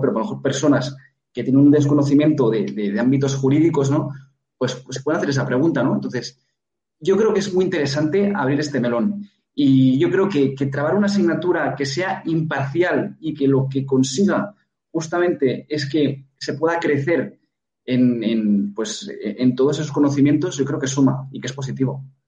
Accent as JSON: {"language": "Spanish", "region": "Catalonia", "country": "Spain", "tie": "born or raised there", "said": "Yo vengo de Cataluña, soy catalán, eh, he padecido la inversión lingüística"}